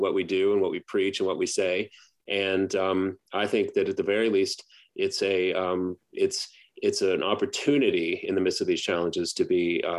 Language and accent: English; Baton Rouge, Louisiana, United States; growing up in Baton Rouge